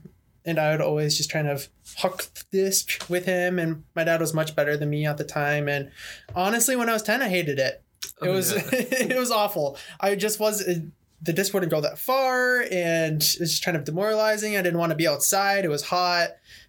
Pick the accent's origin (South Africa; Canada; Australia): Canada; now in United States; I'm Canadian as well.